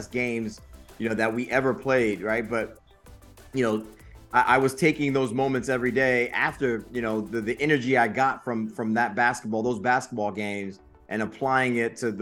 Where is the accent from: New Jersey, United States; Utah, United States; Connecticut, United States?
Connecticut, United States; Bridgeport; I'm from the mud. I grew up in Quonics Projects in Bridgeport, Connecticut